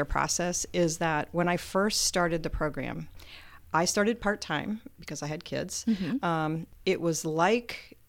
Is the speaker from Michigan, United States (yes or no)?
no; Northern Virginia, United States; moved away as an adult; now in Muncie, United States; I spent most of my youth in the Northern Virginia area, so Metro D.C. area.